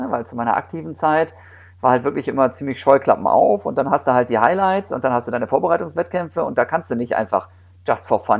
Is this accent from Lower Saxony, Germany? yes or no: yes; Osnabrück, Lower Saxony, Germany; ich komme ursprünglich aus Osnabrück und da gibt es in der Nähe dann da irgendwie den Hermannslauf.